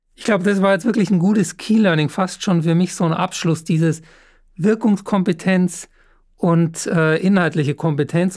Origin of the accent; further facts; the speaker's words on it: Upper Bavaria, Germany; moved away; schöne Grüße nach Oberbayern. Ähm, ist ja meine Heimat